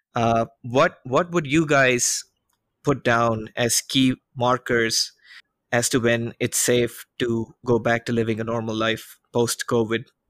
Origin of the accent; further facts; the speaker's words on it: India; moved away; my hometown